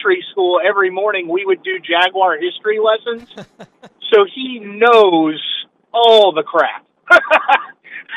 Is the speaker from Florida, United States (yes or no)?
yes; Jacksonville, Florida, United States; now in Maryland, United States; I grew up in Jacksonville, went to Stanton in high school